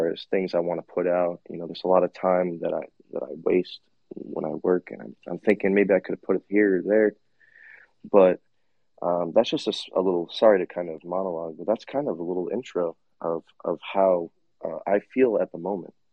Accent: Long Island, New York, United States; moved away as an adult; now in Southwest Florida, United States; Born and raised in Long Island, New York

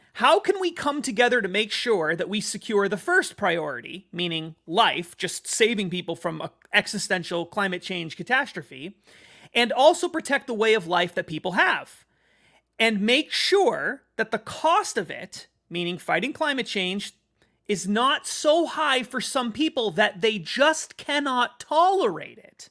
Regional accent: United States; I'm an American

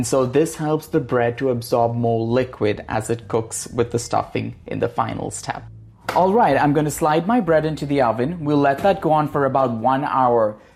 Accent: India; now in United States; Green olives are my ode to my home state of California, while the chorizo, saffron, and vinegar speak for the India I grew up in.

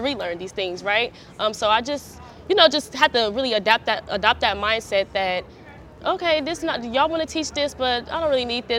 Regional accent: Los Angeles, California, United States; I come from the side of town. I'm from South Central. I went to Crenshaw High School

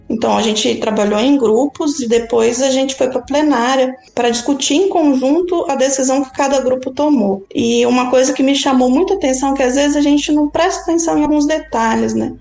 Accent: Espírito Santo, Brazil; cresci no Espírito Santo, próximo ao litoral

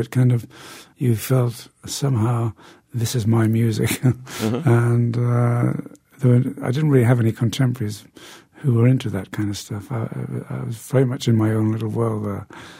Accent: Newcastle, North East England, United Kingdom; I went to see quite a few people as they passed through my hometown of Newcastle in the north of England.

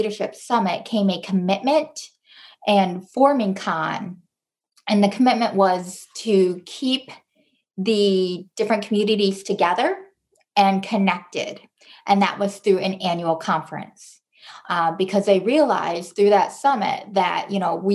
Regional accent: Grand Rapids, Michigan, United States; also born or lived in Seoul, South Korea; I was born in Seoul in 1981 and adopted to a couple in Grand Rapids, Michigan. And that is where I currently live

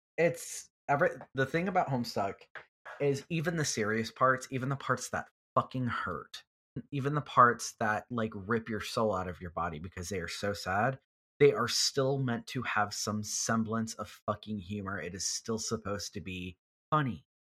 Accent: Houston, Texas, United States; I'm from Houston

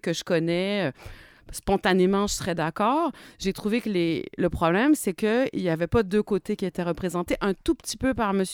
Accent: Quebec, Canada; moved away; also born or lived in France; j'ai été victime de racisme dans mon pays natal

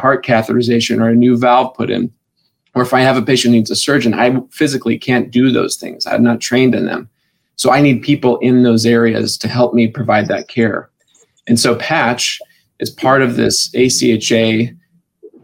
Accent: Wyoming, United States; moved away as an adult; now in Spokane, United States; I'm from Wyoming

